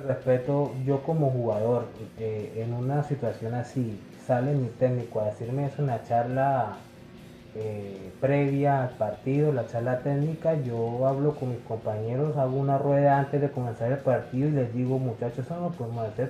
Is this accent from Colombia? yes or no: yes; Colombia; yo soy colombiano, Yo no soy peruano ni, ni brasileño ni nada por el estilo, yo soy de aquí como, como todos nosotros